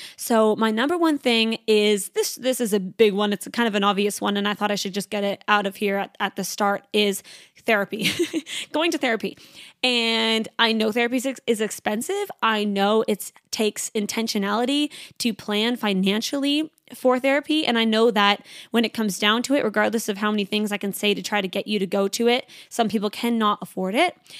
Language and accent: English; Canada; now in Sydney, Australia; I'm a Canadian girl.